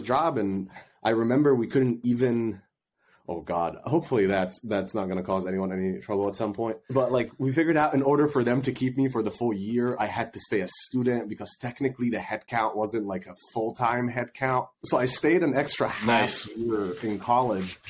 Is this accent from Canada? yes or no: no; Egypt; moved away; I was born and raised in Egypt